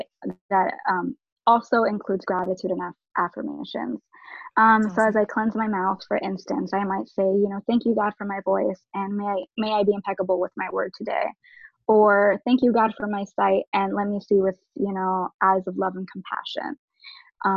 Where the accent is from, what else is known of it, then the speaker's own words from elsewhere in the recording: Orlando, Florida, United States; also born or lived in New York; I was born in New York and raised in Orlando.